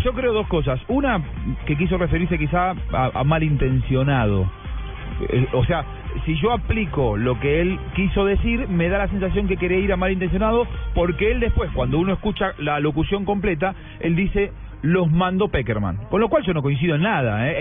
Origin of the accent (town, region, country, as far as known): Argentina